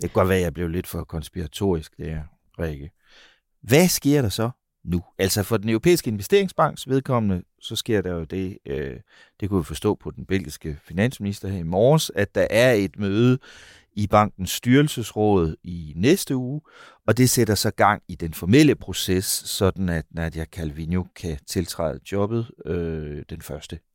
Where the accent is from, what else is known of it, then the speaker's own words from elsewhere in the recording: Denmark; vi i Danmark